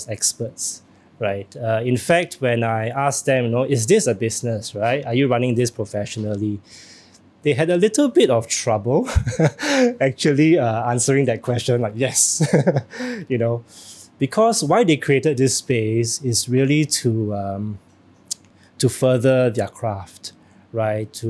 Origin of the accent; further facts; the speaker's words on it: Singapore; All Singaporeans, yeah, you know, I think myself included